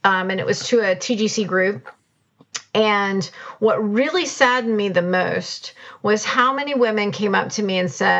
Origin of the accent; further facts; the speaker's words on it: United States; as an American